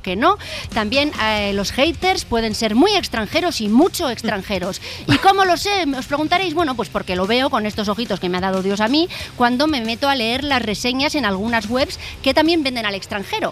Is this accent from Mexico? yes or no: no; Spain; los españoles, que vamos de frente como las cabras